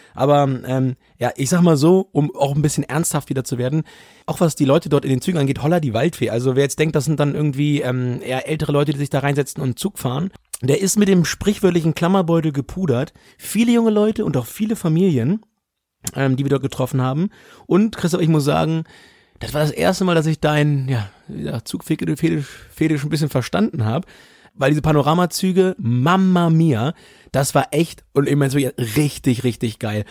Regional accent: Germany; bei uns in Deutschland

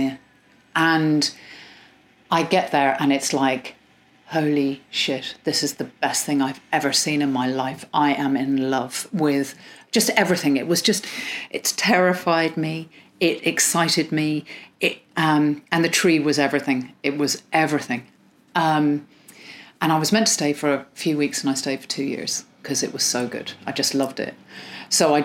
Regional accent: Ireland; accent: Irish; moved away; also born or lived in Iran / England; I'm entirely English and sound Irish. I'm not Irish at all. I have nothing. I raised there.

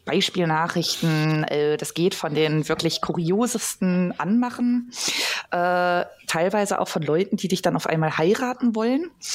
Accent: Ostwestfalen-Lippe, North Rhine-Westphalia, Germany; ich komme ursprünglich aus dem Kreis Ostwestfalen-Lippe

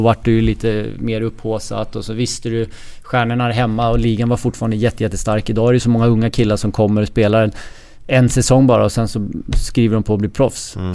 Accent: Stockholm, Stockholm County, Sweden; moved away as an adult; also born or lived in Florida, United States / Calgary, Canada / Columbus, United States; now in Gothenburg, Sweden; hemma i Stockholm

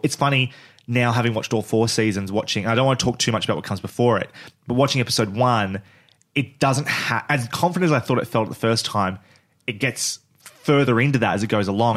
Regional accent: Australia; we're Australian

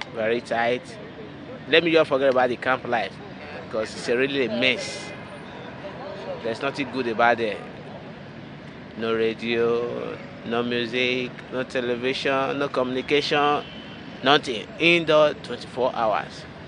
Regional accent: Liberia; moved away as an adult; now in Greece; I'm from Liberia.

